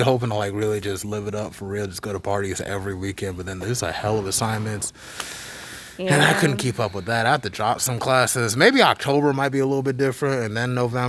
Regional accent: Charlotte, North Carolina, United States; That's the place I grew up

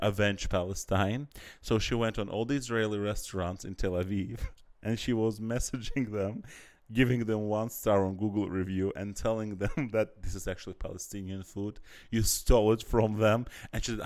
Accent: Azerbaijan; I'm from Azerbaijan.

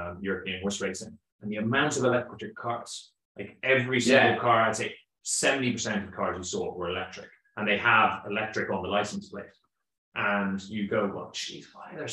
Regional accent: Kildare, Leinster, Ireland; I am from Kildare

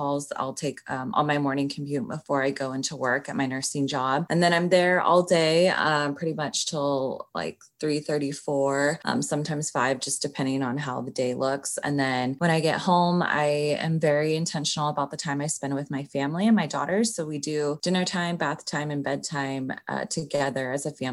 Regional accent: Sacramento, California, United States; moved away as an adult; now in Los Angeles, United States; I grew up in Sacramento

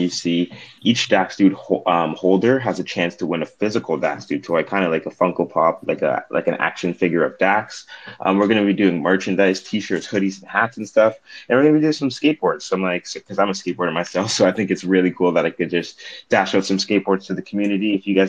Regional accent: British Columbia, Canada; I'm from British Columbia, Canada.

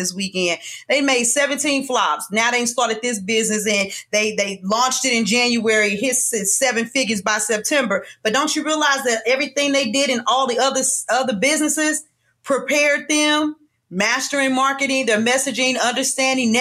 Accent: St. Louis, Missouri, United States; I'm from St. Louis

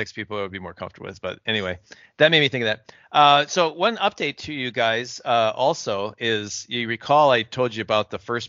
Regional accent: St. Louis, Missouri, United States; I'm from St. Louis

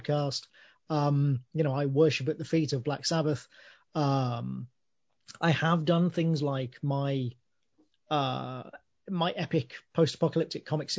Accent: a small town outside Birmingham, West Midlands, United Kingdom; I was born in Birmingham, but I grew up in a small town outside Birmingham

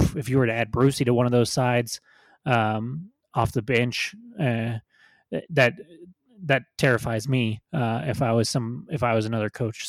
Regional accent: New Mexico, United States; born and raised in New Mexico

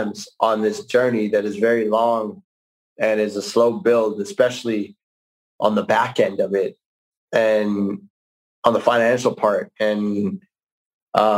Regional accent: Calgary, Alberta, Canada; from Calgary, my hometown

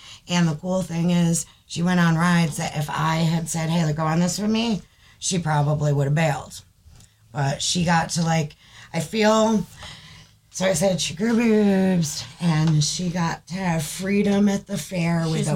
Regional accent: Saratoga County, New York, United States; moved away; New York, in the area that I grew up in the Saratoga County Fair, that's my old stomping grounds

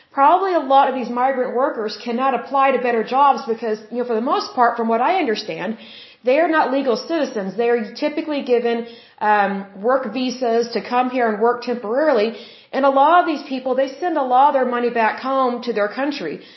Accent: Oklahoma, United States; I am from Oklahoma. And here in Oklahoma, we have a very large farming community.

